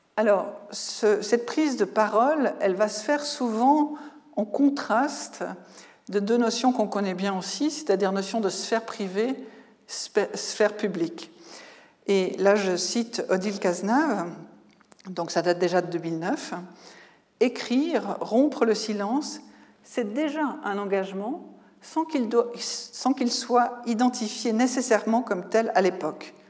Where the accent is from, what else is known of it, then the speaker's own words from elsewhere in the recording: Switzerland; en tant que Suisse